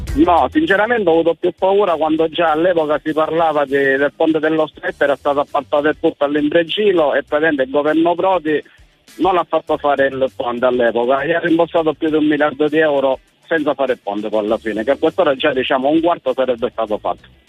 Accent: Palazzolo Acreide, Sicily, Italy; sono di Palazzo alla Crede, sono a 40 km da Siracusa.

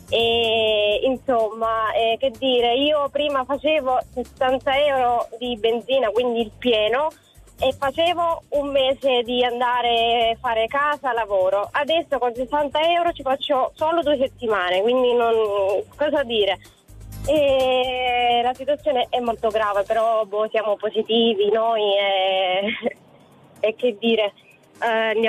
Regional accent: Sicily, Italy; now in Udine, Italy; Allora, sono siciliana ma chiamo dalla provincia di Udine.

